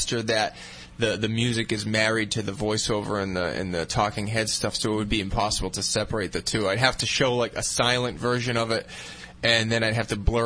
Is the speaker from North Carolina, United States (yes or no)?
no; North Dartmouth, Massachusetts, United States; I grew up on High Hill Road up in North Dartmouth, which is like 8 miles down the road from the Freetown State Forest